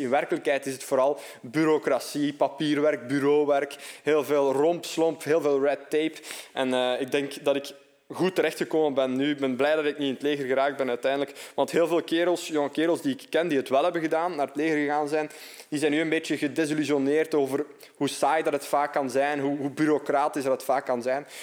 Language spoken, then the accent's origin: Dutch; Opwijk, Flanders, Belgium; also born or lived in Dendermonde; afkomstig uit Opwijk. Eh, geboren in Dermonde, maar getogen in Opwijk eigenlijk.